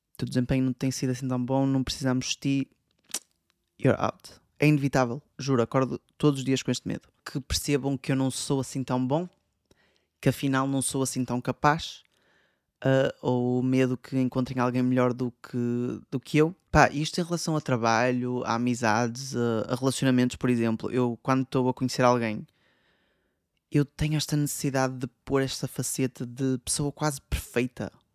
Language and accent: Portuguese; Portugal; moved away as an adult; da minha terra em Portugal